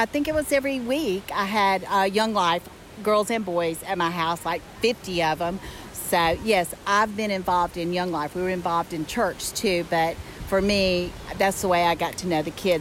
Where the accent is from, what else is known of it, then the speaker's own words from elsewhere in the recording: Jackson, Mississippi, United States; now in Greenville, United States; Well, originally Jackson, Mississippi. I live in Greenville, Georgia.